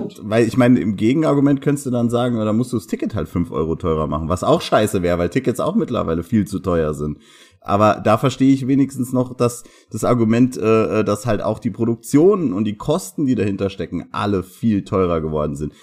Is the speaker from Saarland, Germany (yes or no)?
yes; Saarbrücken, Saarland, Germany; Hier bei uns in Saarbrücken